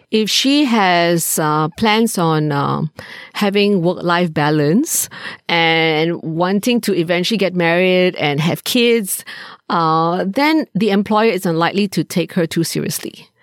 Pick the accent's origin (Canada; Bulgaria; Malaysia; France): Malaysia; moved away as an adult; also born or lived in United States; now in Singapore; I grew up in Malaysia